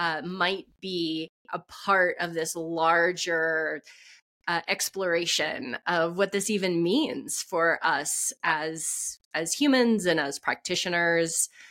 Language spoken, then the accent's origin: English; Texas, United States; because I grew up in Texas, so I knew about Pentecostal churches, and I knew that there was a thing called speaking in tongues.